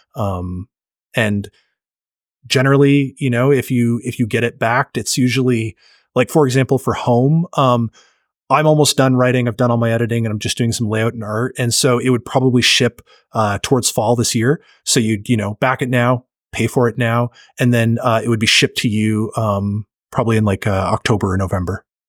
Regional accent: Canada; I'm Canadian

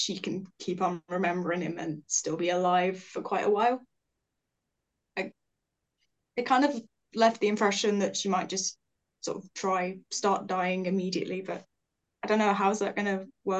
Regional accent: West Midlands, United Kingdom; I'm 20 years old. I'm from the West Midlands in the UK.

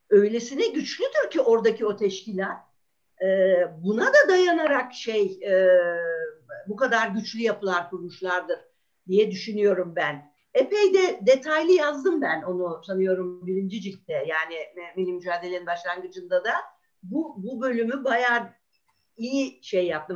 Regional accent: Ankara, Turkey; ben Ankaralıyım.

